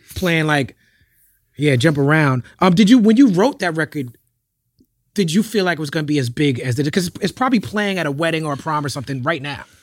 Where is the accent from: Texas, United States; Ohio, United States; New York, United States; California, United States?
New York, United States; Me growing up in New York